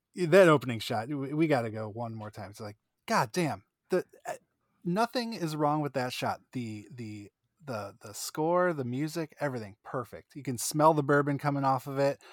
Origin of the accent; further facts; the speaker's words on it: Northeast, United States; I'm from the Northeast